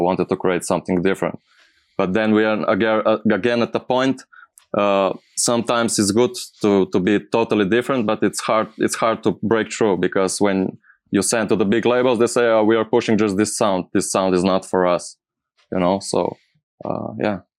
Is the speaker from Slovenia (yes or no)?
yes; Slovenia; English is a second language; I'm from Slovenia.